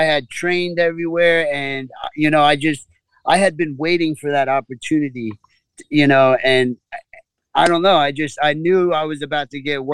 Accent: Copiague, New York, United States; I come from Long Island, New York, and grew up in a little town called Copeg on the South Shore.

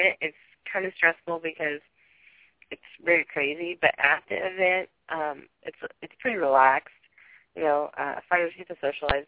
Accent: Perry County, Indiana, United States; my hometown, the Candleton show we do, and I'm from Perry County

